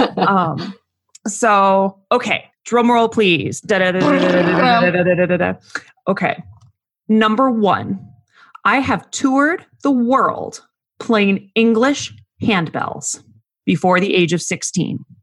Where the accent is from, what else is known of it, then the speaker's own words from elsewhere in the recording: Phoenix, Arizona, United States; I grew up in the Phoenix area